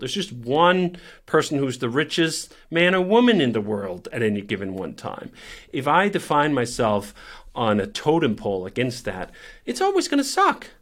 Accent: Copenhagen, Capital Region of Denmark, Denmark; I grew up in Copenhagen

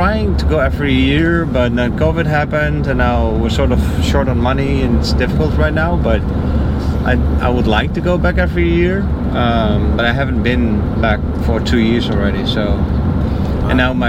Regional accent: Netherlands; moved away as an adult; also born or lived in Mexico / Miami; now in United States; I'm from the Netherlands.

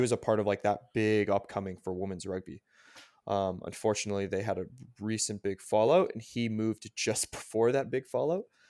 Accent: Canada; I'm Canadian

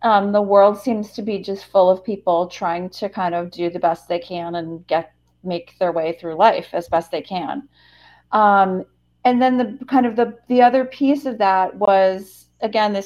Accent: Western Massachusetts, United States; also born or lived in New Hampshire / Southern Spain; I'm originally from the East Coast. I'm from Western Massachusetts.

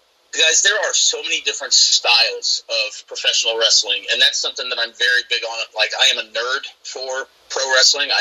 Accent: Southern Illinois, United States; moved away as an adult; also born or lived in Quad Cities; now in Spring Valley, United States; I'm from Southern Illinois. I grew up in just a real middle of nowhere, little bitty town

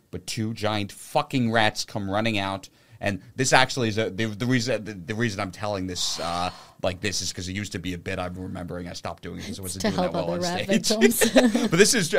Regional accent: New York City, New York, United States; I grew up in Manhattan

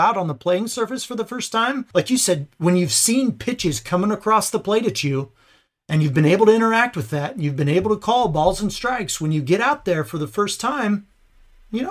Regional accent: Indiana, United States; I'm from Indiana, played basketball my whole life

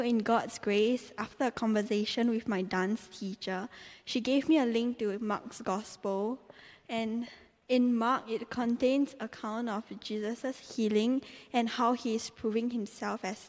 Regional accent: Singapore; moved away as an adult; now in Teddington, United Kingdom; I came from Singapore, and I came here to study dance

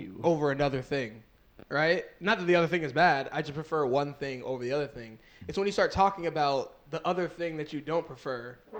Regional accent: Jamaica; especially being Jamaican

